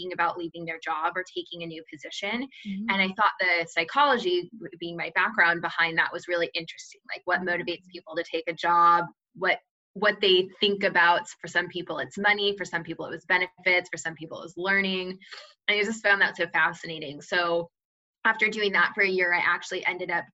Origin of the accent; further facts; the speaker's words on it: Redmond, Washington, United States; moved away as an adult; also born or lived in Seattle, United States; now in San Francisco, United States; I'm from Seattle originally. I lived in Redmond most of my life.